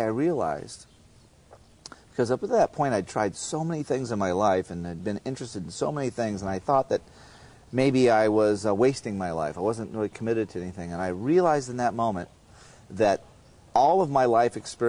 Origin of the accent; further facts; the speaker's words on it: Southern California, United States; I grew up in a regular family in Southern California here